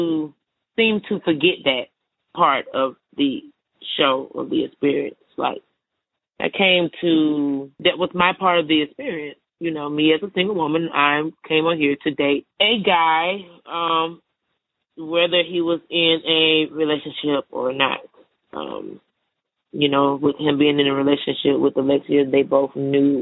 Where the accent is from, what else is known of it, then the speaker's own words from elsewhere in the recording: Atlanta, Georgia, United States; I'm from Atlanta, Georgia, born and raised.